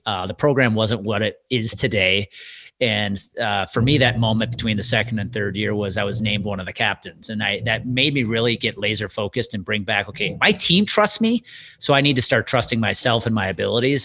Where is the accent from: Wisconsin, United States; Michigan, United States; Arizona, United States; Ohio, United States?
Wisconsin, United States; Being a kid growing up in Wisconsin